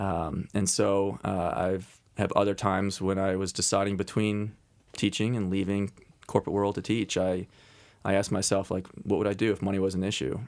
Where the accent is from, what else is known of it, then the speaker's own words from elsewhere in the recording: Cincinnati, Ohio, United States; also born or lived in Oxford, Ohio; now in Columbus, United States; I grew up in Cincinnati, so I have Ohio roots